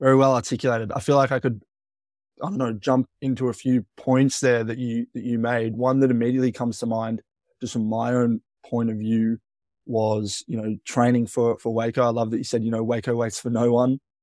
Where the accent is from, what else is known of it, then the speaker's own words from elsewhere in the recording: Melbourne, Victoria, Australia; I would say I'm from Melbourne, but where I went to school was, yeah, about that twenty-five miles away from Melbourne